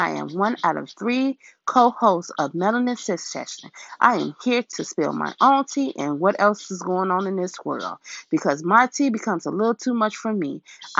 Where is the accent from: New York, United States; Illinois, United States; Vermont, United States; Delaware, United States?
Illinois, United States; Chicago; I'm a girl from Chicago